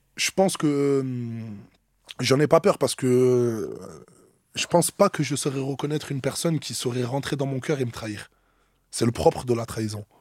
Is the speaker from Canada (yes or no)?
no; Marseille, Provence-Alpes-Côte d'Azur, France; also born or lived in Metz; Je viens de Marseille, mais je suis né à Metz en 96 et en gros, il y a toute ma famille là-bas. Mais moi, je suis complètement marseillais